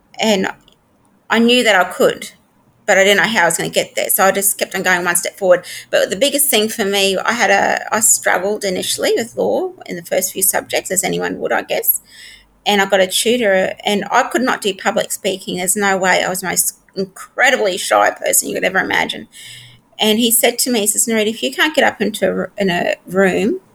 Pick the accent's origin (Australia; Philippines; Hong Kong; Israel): Australia; Townsville, Queensland; I grew up in Townsville